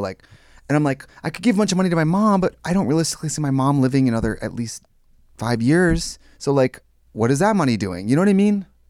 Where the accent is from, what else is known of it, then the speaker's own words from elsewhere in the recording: Wausau, Wisconsin, United States; moved away as an adult; now in Los Angeles, United States; In my hometown in Wausaki, Wisconsin, I'm filthy rich